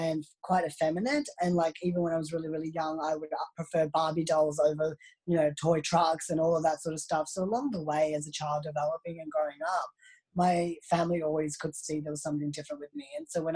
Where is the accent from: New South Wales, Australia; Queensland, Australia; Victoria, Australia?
Victoria, Australia; Melbourne; also born or lived in Delhi, India; I was born in Delhi, India, and then I was adopted to an Australian family. So I have now lived in Melbourne, Australia for about 15, 16 years now. And yeah, so I literally have grown up here, went to school here.